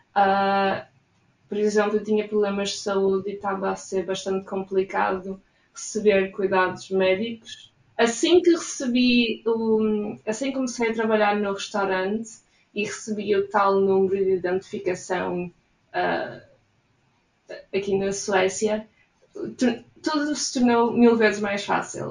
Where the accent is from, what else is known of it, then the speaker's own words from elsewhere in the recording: Portugal; moved away as an adult; now in Gothenburg, Sweden; sou de Portugal